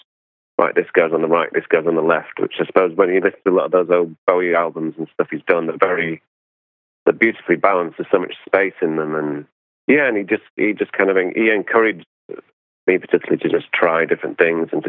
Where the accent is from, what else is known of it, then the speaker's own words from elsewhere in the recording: England, United Kingdom; being English